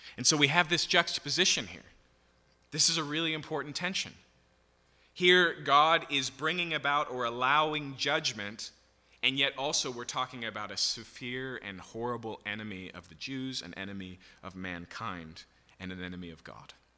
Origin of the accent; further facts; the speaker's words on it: United States; as an American who is used to getting their way